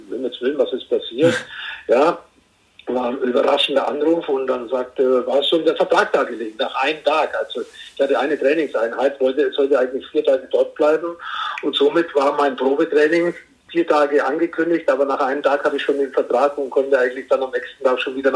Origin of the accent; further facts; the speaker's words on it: Herzogenaurach, Bavaria, Germany; äh, wie viele wissen, äh, bin ich in Herzogenaurach aufgewachsen. Da gibt es zwei Sportschuhfabriken.